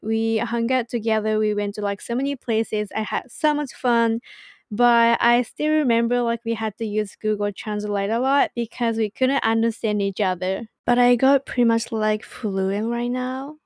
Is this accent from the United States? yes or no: no; Saitama, Japan; English is a second language; also born or lived in Ibaraki Prefecture; I was born in Ibaraki Prefecture and then raised in Saitama Prefecture, which is located to the north